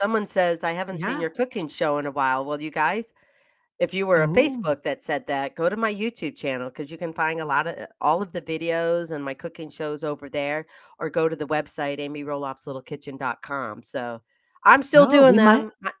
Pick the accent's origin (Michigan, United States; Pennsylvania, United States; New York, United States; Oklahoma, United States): Michigan, United States; So we have Chris from East Lansing, Michigan, my home state.